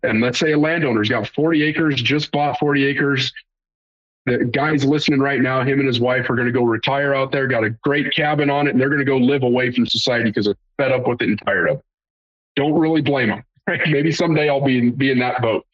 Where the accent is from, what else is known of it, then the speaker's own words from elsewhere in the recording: Great Plains, United States; I'm from the Great Plains